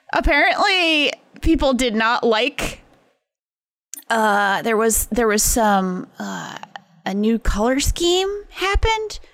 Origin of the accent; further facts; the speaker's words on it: Pawtucket, Rhode Island, United States; my hometown, uh, the Pawtucket Red Sox, uh, Check It, Rhode Island